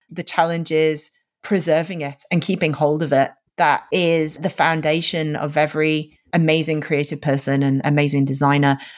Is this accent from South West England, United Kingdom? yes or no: no; Yorkshire and the Humber, United Kingdom; now in London, United Kingdom; I'm originally from Yorkshire in the north of England